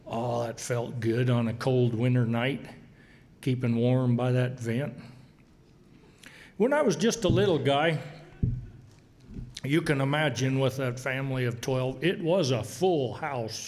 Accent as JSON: {"language": "English", "town": "Boise", "region": "Idaho", "country": "United States", "tie": "born or raised there", "said": "I was born right here in Boise on the North End. I guess that calls me a North Ender."}